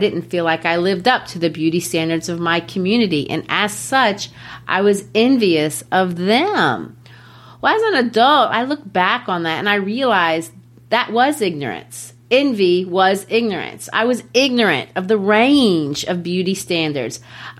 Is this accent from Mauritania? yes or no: no; Brazil; I've shared it before that I grew up in Brazil. Well, in Brazil, I was the only white girl in my community.